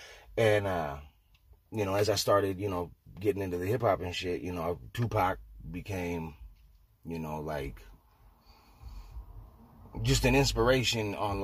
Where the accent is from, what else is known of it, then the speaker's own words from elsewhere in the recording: Salem, Oregon, United States; now in Portland, United States; I was born in Salem in 1980. And I moved here in 95.